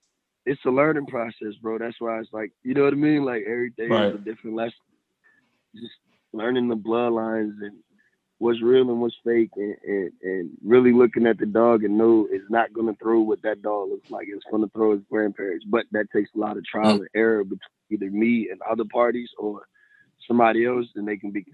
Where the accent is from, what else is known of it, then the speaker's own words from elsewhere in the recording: Virginia, United States; I'm from Maryland, Virginia